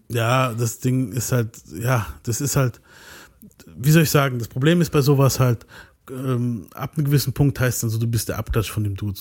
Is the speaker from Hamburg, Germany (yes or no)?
no; near Mannheim, Baden-Württemberg, Germany; ich bin hier aus ganz in der Nähe von Mannheim